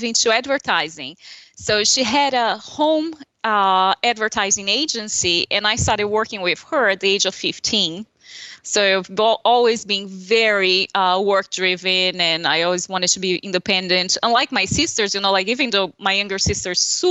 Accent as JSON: {"language": "English", "region": "São Paulo", "country": "Brazil", "tie": "born or raised there", "second_language": "English", "moved": "as an adult", "lives_now": "Charleston, United States", "said": "that's my hometown"}